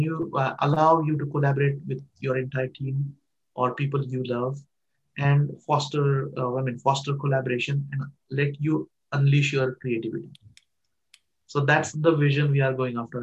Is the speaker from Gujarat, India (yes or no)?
no; Barshi, Maharashtra, India; moved away as an adult; now in United States; I born in a very small town in India, um, in Maharashtra state. There is a, a small town called uh, named Barshi, where I grew up